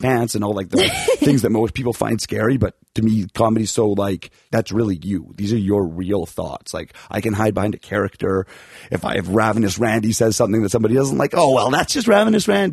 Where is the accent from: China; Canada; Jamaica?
Canada; Calgary, Alberta; moved away; I'm from Calgary originally.